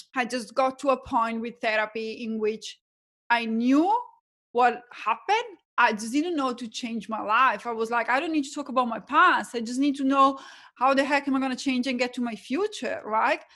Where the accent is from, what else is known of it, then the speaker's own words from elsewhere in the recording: Italy; accent: Italian; English is a second language; moved away as an adult; now in Australia; my background is that I'm Italian, you can probably tell from my accent. Moved from, um, Italy to Australia as an accountant